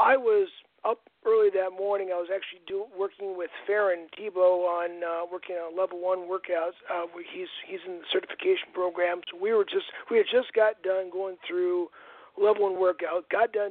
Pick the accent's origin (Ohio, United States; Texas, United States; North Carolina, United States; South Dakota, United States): South Dakota, United States; Aberdeen; I'm from Aberdeen, South Dakota